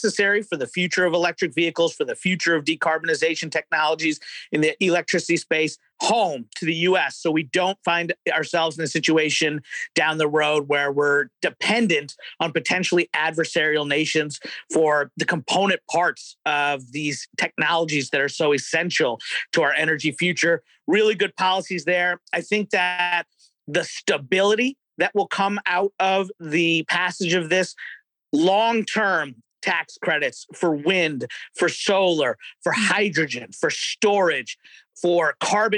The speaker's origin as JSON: {"language": "English", "region": "Kentucky", "country": "United States", "said": "I'm a Republican from Kentucky"}